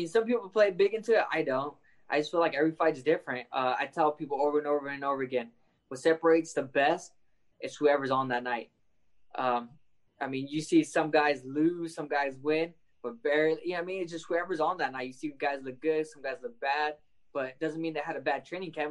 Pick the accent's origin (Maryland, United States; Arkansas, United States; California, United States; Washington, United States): California, United States; Lemoore; representing Lemoore, the first person to make it from my hometown